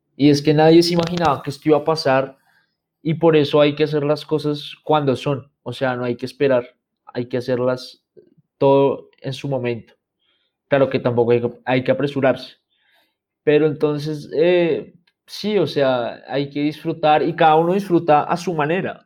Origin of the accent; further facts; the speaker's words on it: Bogotá, Colombia; yo vivo en Bogotá, soy de Bogotá